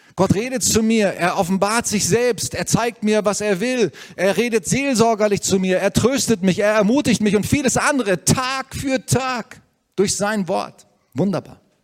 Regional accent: Germany; wir haben so ein Vorrecht hier als Deutsche

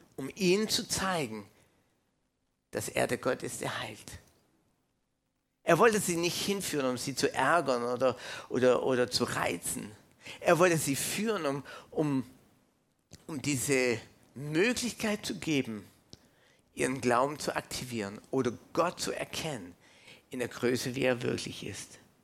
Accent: Canada; now in Germany; ich bin aus Kanada, ich bin ursprünglich äh, Kanadier, äh, in Kanada geboren

